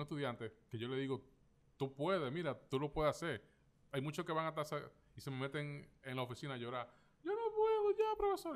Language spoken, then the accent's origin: Spanish; Dominican Republic; como los dominicanos